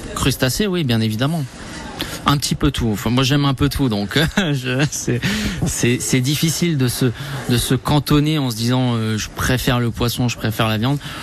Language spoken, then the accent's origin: French; France; je suis né en France, enfin je suis d'origine française et italienne.